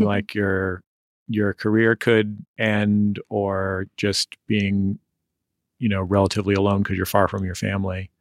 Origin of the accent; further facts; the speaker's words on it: San Francisco, California, United States; now in Los Angeles, United States; I'm lucky to grow up somewhere that I really love